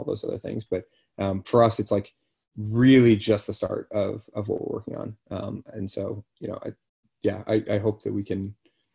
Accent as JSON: {"language": "English", "town": "Boston", "region": "Massachusetts", "country": "United States", "tie": "born or raised there", "said": "I'm from Boston"}